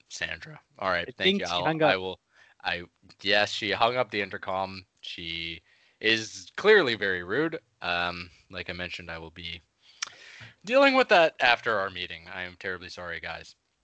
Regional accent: Canada; Though I was born and raised in Canada, as I'm sure you both know, you've done your research.

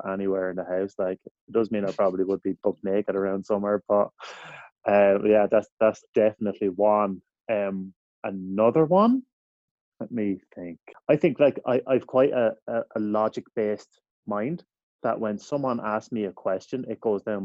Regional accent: Ireland; now in United States; as an Irish person

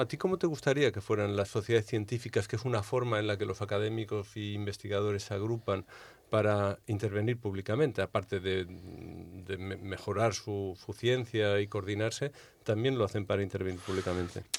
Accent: Balearic Islands, Spain; De mi tierra, de Baleares

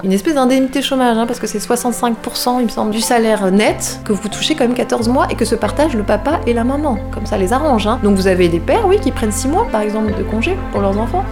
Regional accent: France; moved away as an adult; now in Berlin, Germany; même si j'ai grandi en France et que j'ai surtout grandi

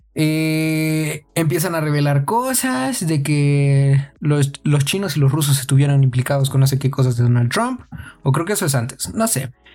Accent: Mexico

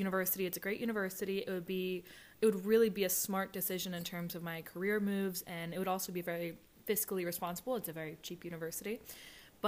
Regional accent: West Chester, Pennsylvania, United States; I'm 24 from Westchester, Pennsylvania.

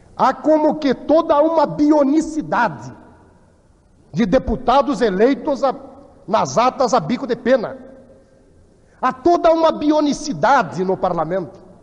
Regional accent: Rio Grande do Sul, Brazil; da minha região, do Rio Grande

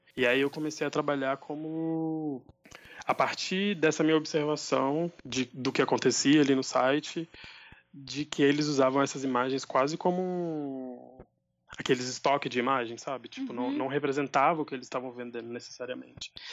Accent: Buritizeiro, Minas Gerais, Brazil; Eu nasci aqui, em Buritizeiro, é uma cidade do norte de Minas

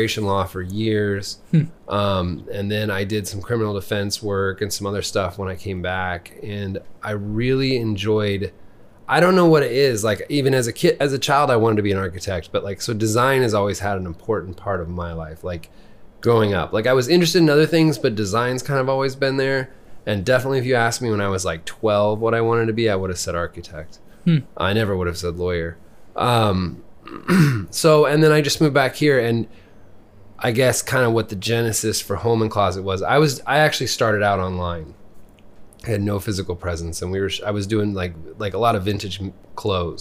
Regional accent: Lincoln, Nebraska, United States; also born or lived in Columbus, Nebraska; So I grew up here. I went to elementary school and junior high and high school here

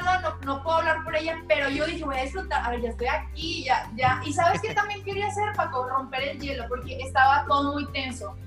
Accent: Monterrey, Nuevo León, Mexico; soy la única de Monterrey, de México

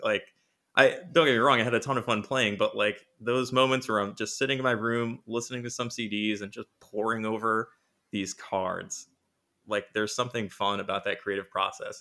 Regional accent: Rhode Island, United States; I am from Rhode Island, which is the smallest state in America

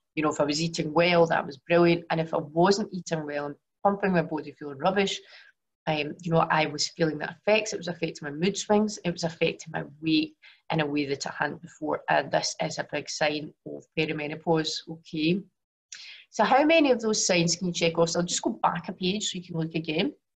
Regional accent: Glasgow, Scotland, United Kingdom; now in Singapore; I was born in Glasgow, but obviously currently live in Singapore

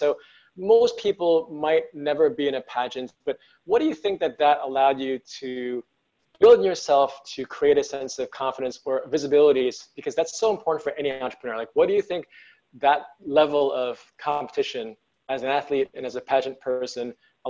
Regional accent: United States; I'm an American of Asian descent. So I am not a woman, but I'm a minority

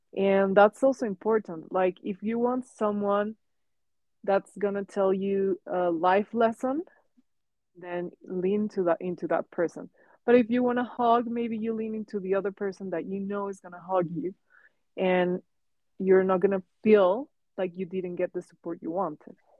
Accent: Mexico; English is a second language; moved away as an adult; now in Hong Kong; so it was the first time that I moved from Mexico. Um, and also it was a different language. I knew English English before

